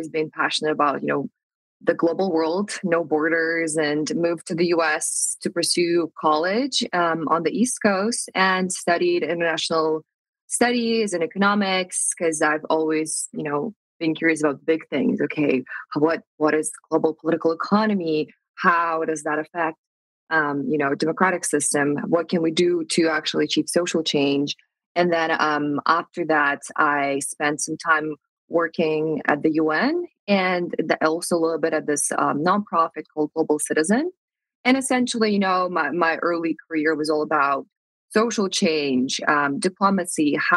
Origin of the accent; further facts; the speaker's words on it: Moscow, Russia; moved away as an adult; also born or lived in United States; I'm from Moscow, Russia, and I feel like growing up in Russia